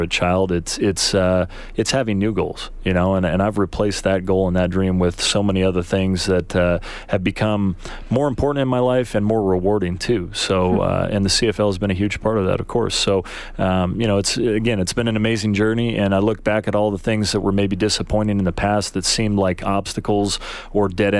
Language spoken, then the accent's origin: English; United States; a kid growing up in the United States that loves football